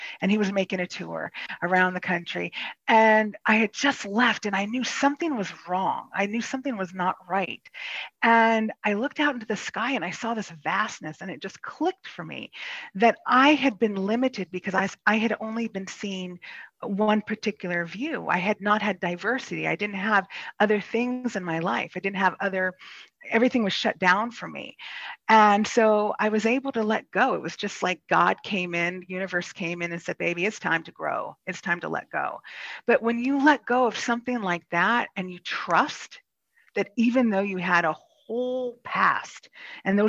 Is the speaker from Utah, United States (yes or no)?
no; Kansas, United States; moved away as an adult; I'm actually from Kansas, and I was raised in a very charismatic evangelical Christian faith